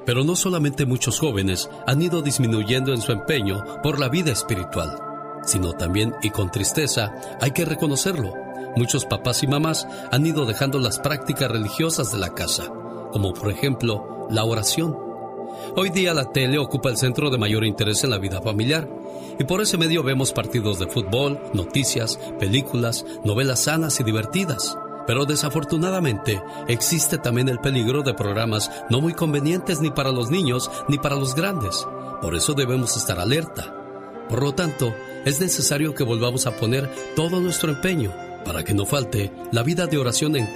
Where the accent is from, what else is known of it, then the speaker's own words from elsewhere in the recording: San Luis Potosí, Mexico; moved away; un día salí de San Luis Potosí, México